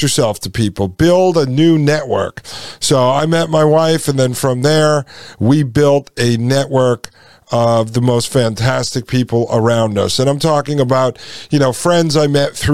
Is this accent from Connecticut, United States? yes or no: yes; Connecticut, United States; also born or lived in Nashville, Tennessee; now in Frederick, United States; I grew up in Connecticut